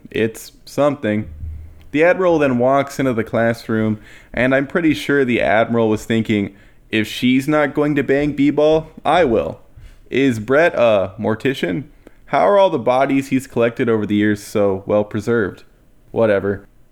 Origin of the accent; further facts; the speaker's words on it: United States; I'm saying that as an American